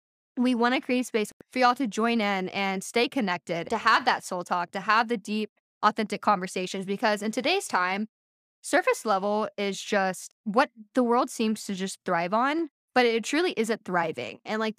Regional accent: Texas, United States; also born or lived in Louisiana / Massachusetts; I was born in Texas. I've lived all over Texas, but I've also lived in Louisiana, Massachusetts for a little bit, right outside of Boston, but eventually made my way back to Texas

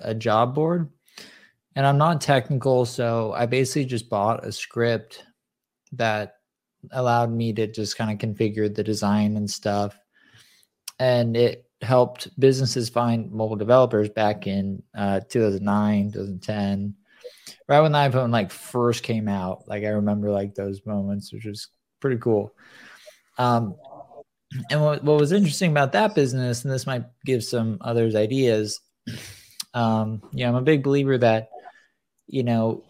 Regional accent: Southern California, United States; I grew up in Southern California.

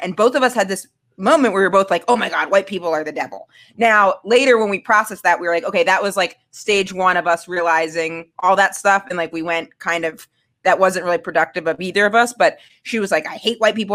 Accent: Maine, United States; I'm from Maine.

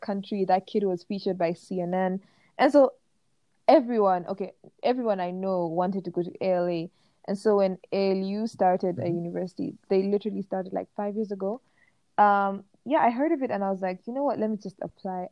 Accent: Kenya; moved away as an adult; also born or lived in Turkey; now in Rwanda; I grew up in Kenya

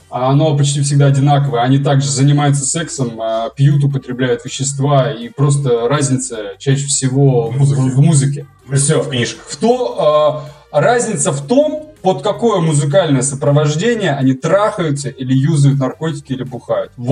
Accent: Russia; Я говорю, вы идиоты, я же осетин.

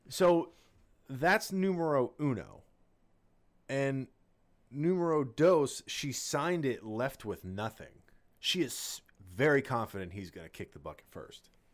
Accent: New Jersey, United States; we grew up in Jersey

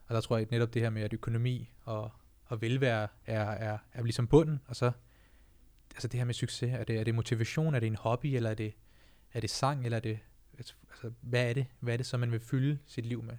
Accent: Denmark; jeg er født og opvokset i Danmark, men mine forældre er fra Indien, fra Punjab

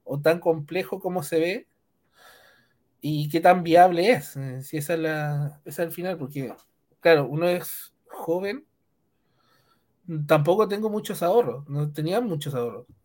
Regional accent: Punta Arenas, Magallanes, Chile; Bueno, eh … tengo 26 años, eh, soy de Punta Arenas, soy ingeniero en informática

